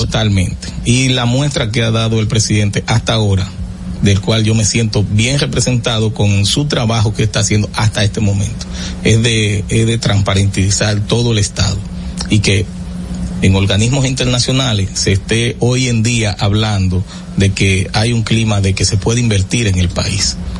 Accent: Salinas, Barahona, Dominican Republic; un municipio que tiene cinco mil habitantes. ¿De, donde soy nativo

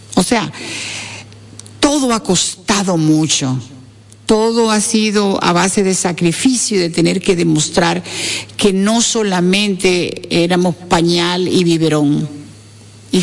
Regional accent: Dominican Republic; nosotras las dominicanas.

